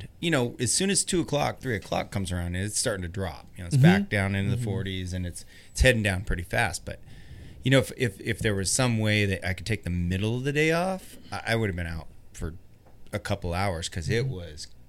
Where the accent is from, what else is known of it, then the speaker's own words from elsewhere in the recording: Spokane, Washington, United States; moved away as an adult; now in Seattle, United States; growing up in Spokane